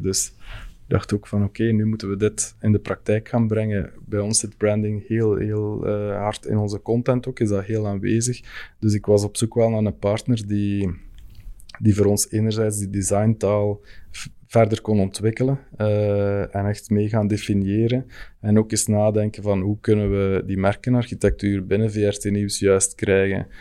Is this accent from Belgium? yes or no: yes; Fleming, Flanders, Belgium; als Vlaming